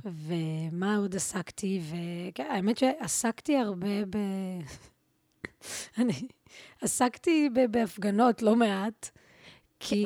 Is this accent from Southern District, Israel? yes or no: no; Tel Aviv, Tel Aviv District, Israel; גדלתי ברחוב מה זה, ממש כאילו מול בית ספר לאומנויות